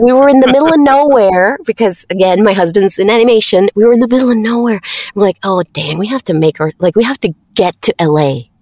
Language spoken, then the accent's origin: English; Mexico; English is a second language; I'm from Mexico